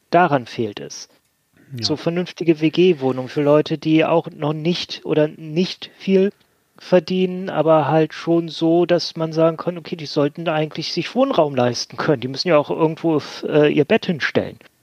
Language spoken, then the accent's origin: German; Bremen, Germany; in meiner Heimatstadt Bremen